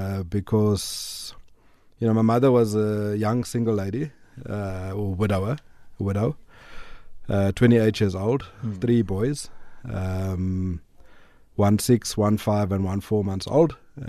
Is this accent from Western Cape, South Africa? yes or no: no; Durban, KwaZulu-Natal, South Africa; And, so I grew up in Durban, in a little colored area called Newlands East.